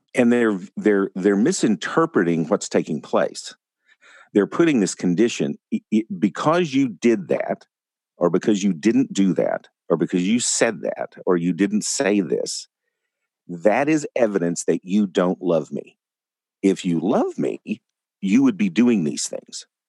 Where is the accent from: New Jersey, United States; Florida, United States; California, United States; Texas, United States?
Texas, United States; West; growing up in West Texas